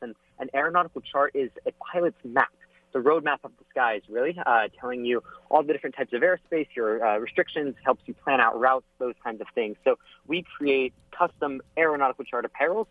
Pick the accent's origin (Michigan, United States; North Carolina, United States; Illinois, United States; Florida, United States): Florida, United States; Orlando; I'm from Orlando, Florida. So, growing up in Florida, I had the space shuttle in my backyard when I was a kid